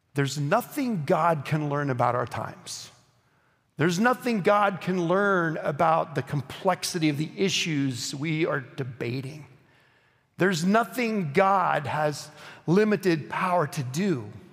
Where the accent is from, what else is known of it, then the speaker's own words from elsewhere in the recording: Oklahoma, United States; I grew up in Oklahoma